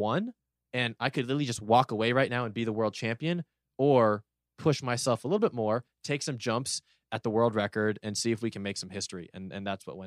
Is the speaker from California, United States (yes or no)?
yes; Los Angeles, California, United States; I want to pull that off in my hometown, home city in 2028.